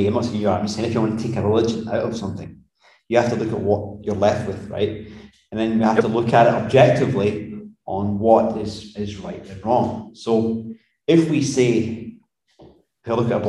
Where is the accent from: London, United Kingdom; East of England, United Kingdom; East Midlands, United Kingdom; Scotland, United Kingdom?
Scotland, United Kingdom; moved away; I'm a Scotsman